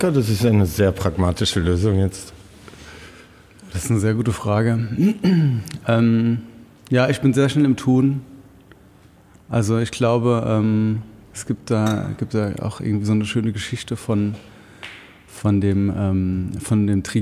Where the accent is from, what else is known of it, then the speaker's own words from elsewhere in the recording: Rhineland-Palatinate, Germany; moved away as an adult; now in Heilbronn, Germany; Ich komme ursprünglich aus dem Hunsrück und ähm, bin dann da mit 19 nach Wiesbaden und kurz danach nach Frankfurt gezogen und bin dann vor elf Jahren, zwölf Jahren nach Heilbronn gekommen